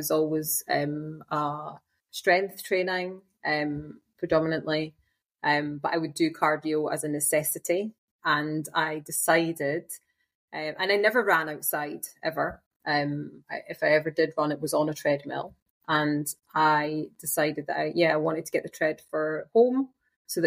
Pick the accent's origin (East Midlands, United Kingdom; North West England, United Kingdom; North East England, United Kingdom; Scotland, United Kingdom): Scotland, United Kingdom; now in Germany; I'm Scottish